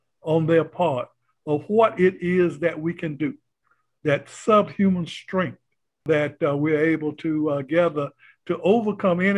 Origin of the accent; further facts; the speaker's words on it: North Carolina, United States; also born or lived in Brooklyn, New York; When I got to school age, I was sent back to North Carolina